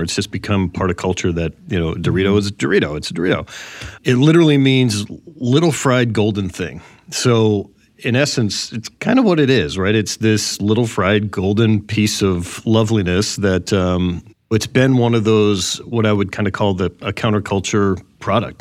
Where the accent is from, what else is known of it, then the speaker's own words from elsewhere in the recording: Boston, Massachusetts, United States; now in Chicago, United States; I'm from Boston